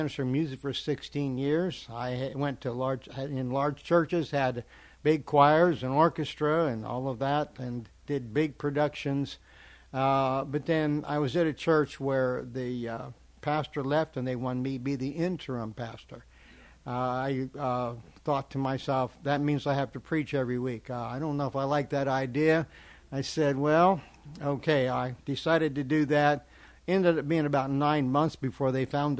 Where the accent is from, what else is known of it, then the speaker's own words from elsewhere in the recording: Kearney, Nebraska, United States; moved away as an adult; also born or lived in Lincoln, Nebraska; now in Arkansas, United States; I'm originally from Kearney, Nebraska. It's where I was born. But lived in Lincoln for a while